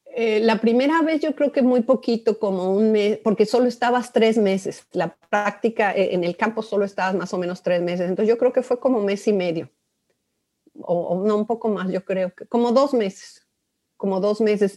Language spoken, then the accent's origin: Spanish; Mexico City, Mexico; Yo soy originaria de la Ciudad de México. Em, soy chilanga light.